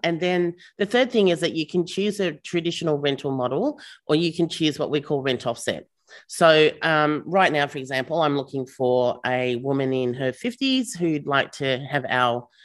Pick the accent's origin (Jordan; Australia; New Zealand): Australia; Melbourne, Victoria; We're from Melbourne